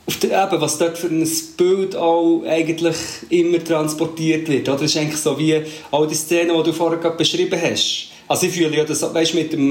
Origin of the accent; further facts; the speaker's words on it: Portugal; ich bin ja das in Portugal aufgewachsen, ich weiß nicht, ob ich es schon erzählt habe.